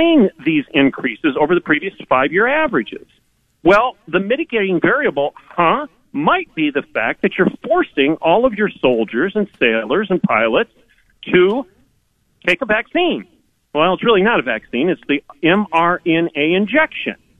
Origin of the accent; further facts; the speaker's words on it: Michigan, United States; now in Oklahoma, United States; I'm from Michigan